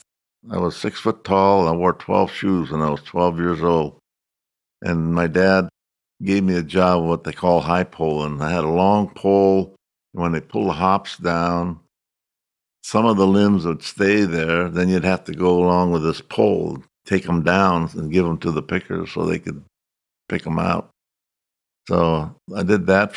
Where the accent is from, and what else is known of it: Russian River Valley, Sonoma County, California, United States; born or raised there; English is a second language